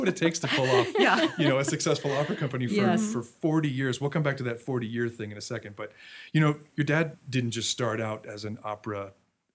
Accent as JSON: {"language": "English", "region": "Florida", "country": "United States", "tie": "born or raised there", "said": "I grew up in Florida"}